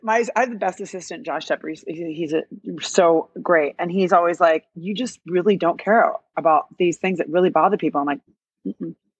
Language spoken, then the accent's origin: English; Illinois, United States; now in New York, United States; I'm from Illinois, I'm not from New York.